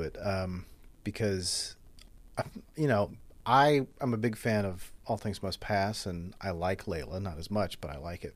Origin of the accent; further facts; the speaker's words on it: Covington, Louisiana, United States; moved away as an adult; now in New Orleans, United States; I grew up in Covington across the lake